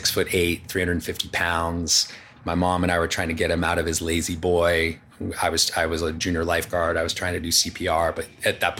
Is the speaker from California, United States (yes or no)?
yes; Los Angeles, California, United States; born, in, born and raised in Palisades.